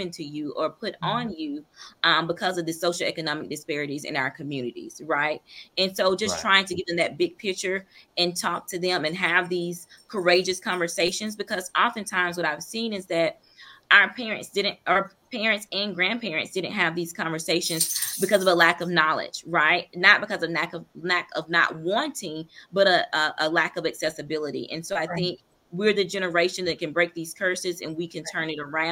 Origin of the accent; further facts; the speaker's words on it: Eatonton, Georgia, United States; I'm from Putnam County or Edenton, Georgia